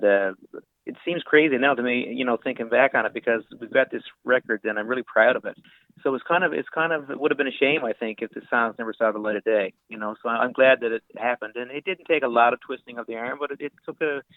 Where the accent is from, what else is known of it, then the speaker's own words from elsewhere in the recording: Lewisporte, Newfoundland and Labrador, Canada; Little House Studios in my hometown of Lewisport.